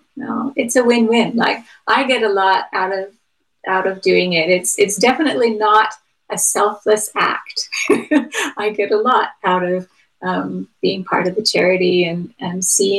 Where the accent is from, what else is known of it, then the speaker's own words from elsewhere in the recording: United States; Since I'm from America, one of the guys that was pretty interesting to me was Benjamin Franklin.